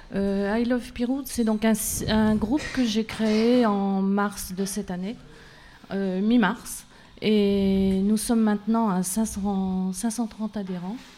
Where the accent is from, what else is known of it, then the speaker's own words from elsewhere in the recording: Pirou, Normandy, France; moved away; je suis originaire d'ici. Euh, j'ai quitté Pirou en soixante-seize